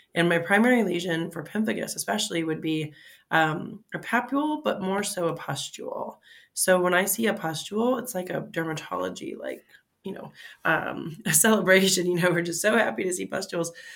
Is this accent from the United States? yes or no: yes; Fort Lauderdale, Florida, United States; moved away as an adult; also born or lived in Mississippi / Michigan / Cincinnati, Ohio; now in Pittsburgh, United States; I'm originally from Florida, Fort Lauderdale, Florida. Uh, now I live in Pittsburgh. So uh, the route to get here, um, I went to, uh, grew up, in, born and raised in Florida and all through high school, South Florida